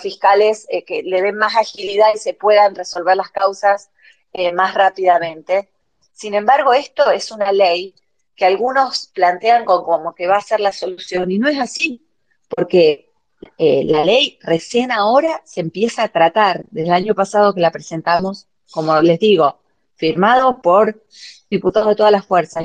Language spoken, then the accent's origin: Spanish; Rosario, Santa Fe, Argentina; los de Rosario también somos argentinos